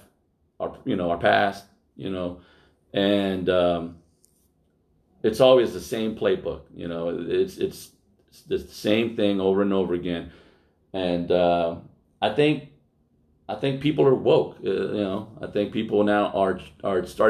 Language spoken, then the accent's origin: English; Altadena, California, United States; I grew up in West Altadena